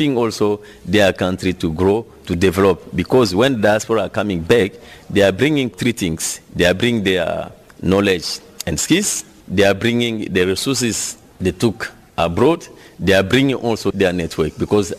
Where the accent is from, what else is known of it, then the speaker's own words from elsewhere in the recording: DR Congo; moved away as an adult; also born or lived in Canada; if I'm a Congolese, I got like a Canadian citizenship.